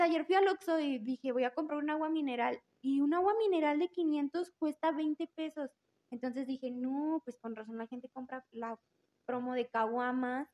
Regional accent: Aguascalientes, Mexico; soy 100% hidrocálida de la gremial 35

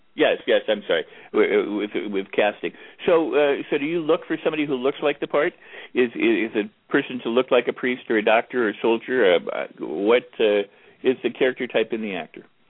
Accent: Los Angeles, California, United States; moved away; back in Los Angeles, my hometown

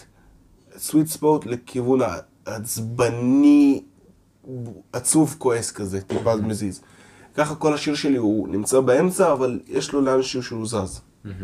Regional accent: Ramat Gan, Tel Aviv District, Israel; first language Russian; נולדתי בישראל, תל השומר

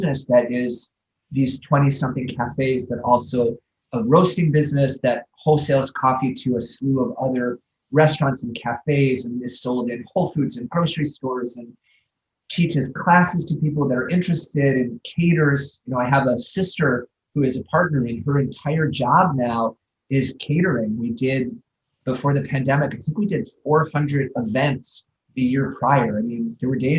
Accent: Midwest, United States; moved away; as a Midwesterner

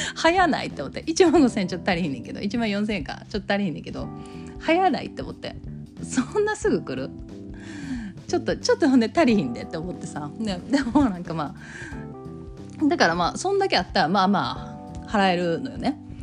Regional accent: Kansai, Japan; accent: Kansai dialect

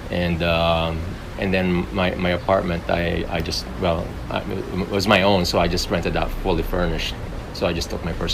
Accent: Chicago, Illinois, United States; moved away as an adult; also born or lived in North Carolina; now in Mexico; I was raised in Chicago.

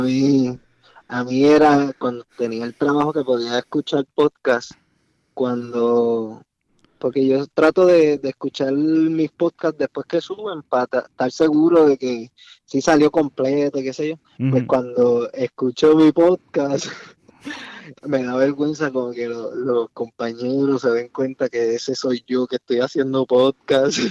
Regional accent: Salinas, Puerto Rico; moved away; also born or lived in New Jersey; Nosotros somos de Salinas

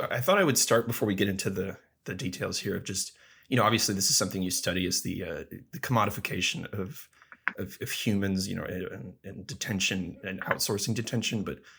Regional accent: Texas, United States; born there; I was born in Texas.

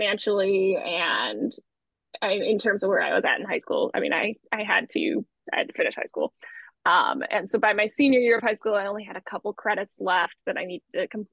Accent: Toledo, Ohio, United States; moved away as an adult; also born or lived in Cincinnati, Ohio; now in New York, United States; I'm originally from Toledo, Ohio

